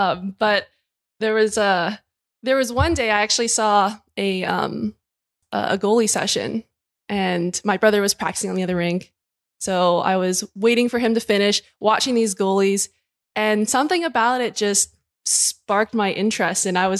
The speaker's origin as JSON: {"language": "English", "town": "Burnaby", "region": "British Columbia", "country": "Canada", "tie": "born or raised there", "said": "Yeah, so I grew up in Burnaby and played boys hockey pretty much all the way up until I went to college."}